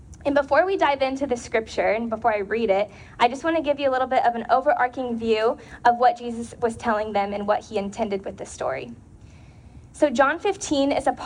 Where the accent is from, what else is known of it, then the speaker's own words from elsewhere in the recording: Porterville, California, United States; we grew up in Central California, a little town called Porterville